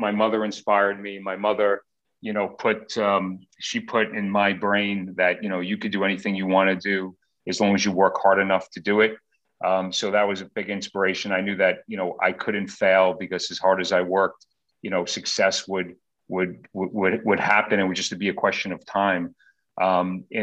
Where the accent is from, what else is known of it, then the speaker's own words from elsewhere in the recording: Queens, Long Island, New York, United States; I grew up in Queens, and then we moved to Long Island when I was about 12 years old. So spent most of my childhood in Long Island